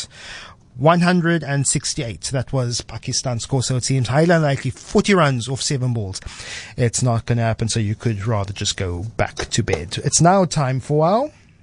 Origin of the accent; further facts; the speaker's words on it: Cape Town, Western Cape, South Africa; I'm a southern suburb, South Peninsula boy.